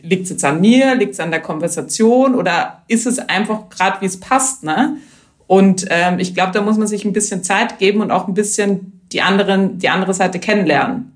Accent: Vienna, Austria; moved away as an adult; now in Germany; ich komme ja aus der Wien-Region

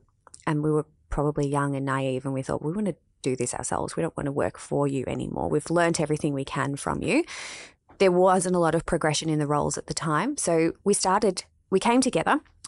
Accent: Melbourne, Victoria, Australia; Yeah, we're both from Melbourne.

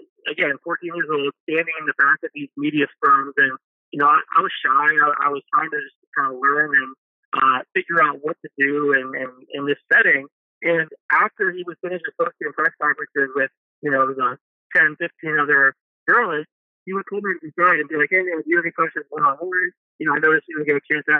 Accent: Tampa, Florida, United States; I lived in Tampa. I grew up in Tampa.

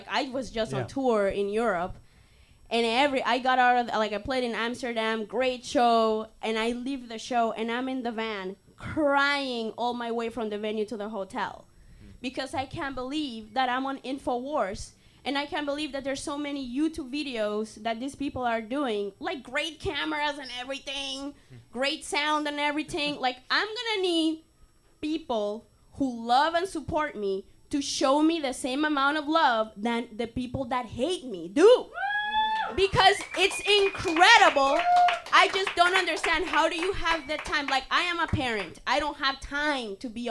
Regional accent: Canada; I'm just sick and tired of being Canadian

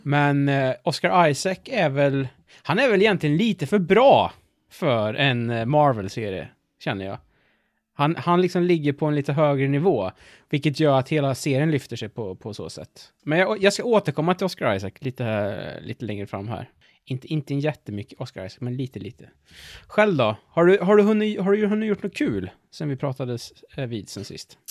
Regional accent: Värmland, Sweden; Vi är ju från Värmland

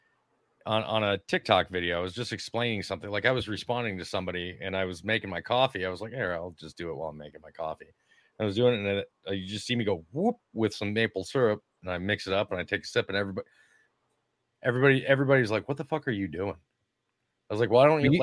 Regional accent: Minnesota, United States; moved away; I grew up in Minnesota, which is Lower Canada

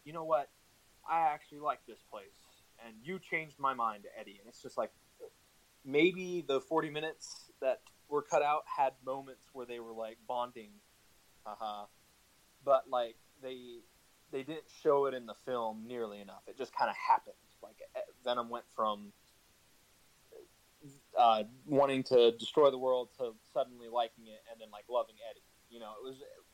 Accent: West Virginia, United States; I am like a hillbilly. I'm from West Virginia

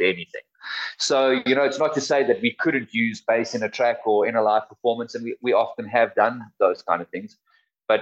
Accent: South Africa; being a South African band and being South Africans

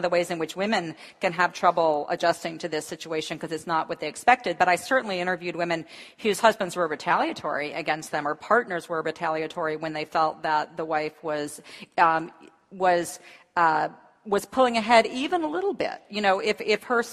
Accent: the American South, United States; I'm from the American South

